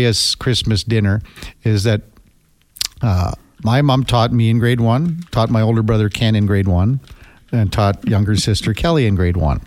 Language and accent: English; Melville, Saskatchewan, Canada; we grew up in Melville, Saskatchewan